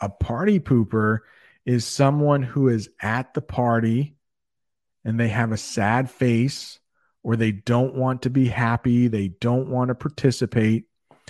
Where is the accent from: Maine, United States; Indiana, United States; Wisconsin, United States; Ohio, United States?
Maine, United States; accent: Maine; I think I have a Maine accent, but if you like my accent, that's great. I try to get rid of my accent.